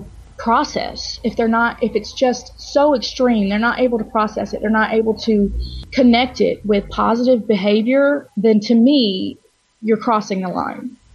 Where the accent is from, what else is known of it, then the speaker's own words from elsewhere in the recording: Georgia, United States; born and raised in Georgia